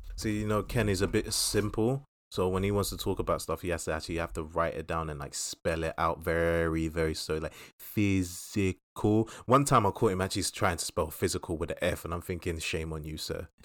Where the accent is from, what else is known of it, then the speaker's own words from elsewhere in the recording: London, United Kingdom; us growing up in Southeast London